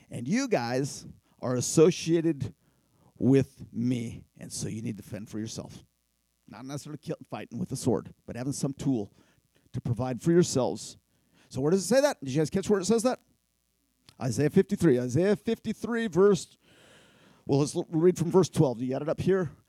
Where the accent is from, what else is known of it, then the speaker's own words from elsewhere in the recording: Philippines; But in my tribe where I grew up in the Philippines, we use machetes to cut our fingernails